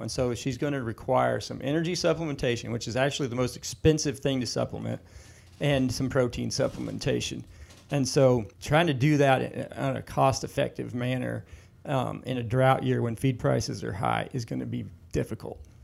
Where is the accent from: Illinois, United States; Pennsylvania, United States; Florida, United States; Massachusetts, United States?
Illinois, United States; growing up in Illinois